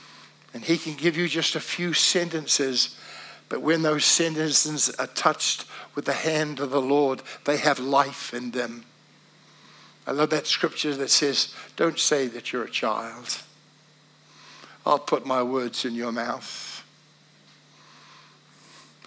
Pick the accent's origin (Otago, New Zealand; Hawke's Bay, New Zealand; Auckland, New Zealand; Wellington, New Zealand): Wellington, New Zealand; moved away as an adult; also born or lived in Cardiff, Wales; But I was from New Zealand. Hello, how are you? Yeah, I'm from Wellington